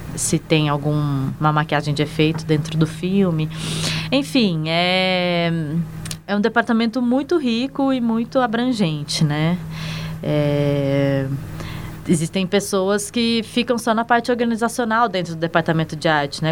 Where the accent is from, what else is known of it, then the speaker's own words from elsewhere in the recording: São Paulo, Brazil; moved away as an adult; now in Brasília, Brazil; Eu sou paulistana, mas eu moro em Brasília também desde 2010